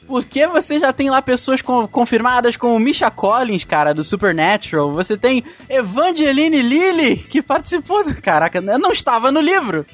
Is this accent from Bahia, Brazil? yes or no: no; Petrópolis, Rio de Janeiro, Brazil; a gente é de Petrópolis, no Rio de Janeiro